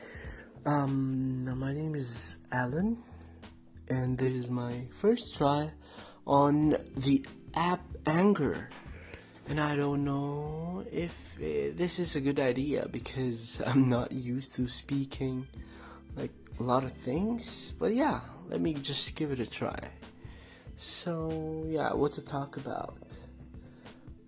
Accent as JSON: {"language": "English", "region": "Mimaropa", "country": "Philippines", "moved": "as an adult", "lives_now": "Melbourne, Australia", "said": "I'm originally from the Philippines in Palawan, which is two years consecutive top island of the world."}